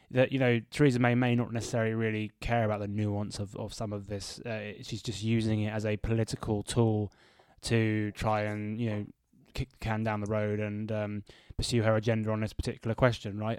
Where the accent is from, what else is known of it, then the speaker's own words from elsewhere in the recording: Bedford, East of England, United Kingdom; my hometown of Bedford